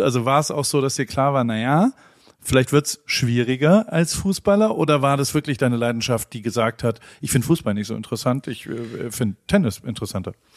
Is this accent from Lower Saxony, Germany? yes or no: no; Heidelberg, Baden-Württemberg, Germany; moved away as an adult; also born or lived in Hamburg; now in United States; Ich persönlich bin aus Heidelberg ursprünglich